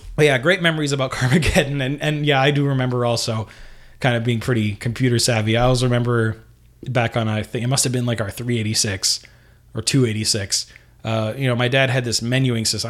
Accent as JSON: {"language": "English", "country": "Canada", "said": "here in Canada"}